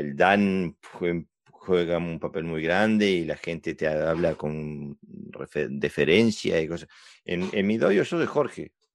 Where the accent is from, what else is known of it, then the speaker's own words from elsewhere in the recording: Uruguay; also born or lived in Sweden / Argentina; now in Denmark; soy uruguayo, pero hace mucho, mucho, mucho tiempo que estoy en Escandinavia